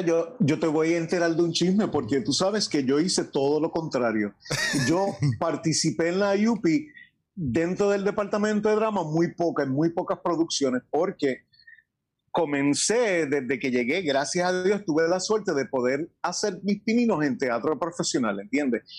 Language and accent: Spanish; Añasco, Puerto Rico; also born or lived in New York; tengo más años vividos en Añasco que en Estados Unidos